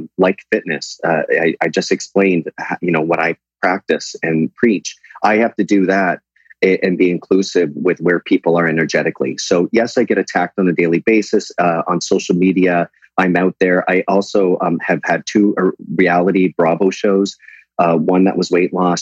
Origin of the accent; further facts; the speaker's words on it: Canada; moved away as an adult; now in United States; I am dual. Canada recognized that.